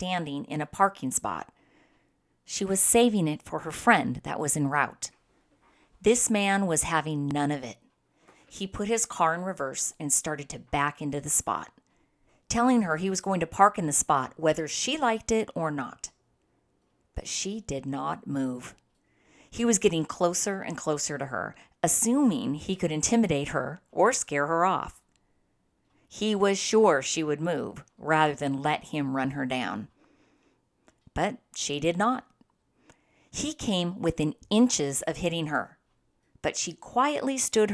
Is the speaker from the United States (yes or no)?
yes; San Diego, California, United States; Growing up in San Diego, we found the beach to be our playground. Being local kids